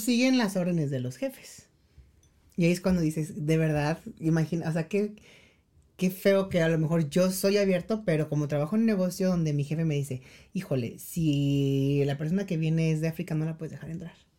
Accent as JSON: {"language": "Spanish", "country": "Mexico", "also_born_or_lived": "South Korea", "moved": "as an adult", "said": "sí somos mexicanos"}